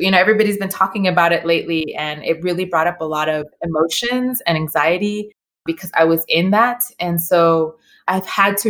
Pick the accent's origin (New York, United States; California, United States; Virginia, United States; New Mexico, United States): California, United States; Inglewood; And we grew up in Inglewood, California.